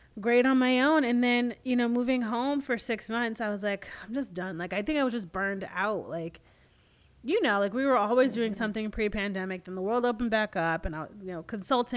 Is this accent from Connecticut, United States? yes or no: yes; Connecticut, United States; moved away as an adult; I'm never going back to Connecticut. Like, what? There's nothing here, whatever. And now I'm like, I appreciate where I grew up so much.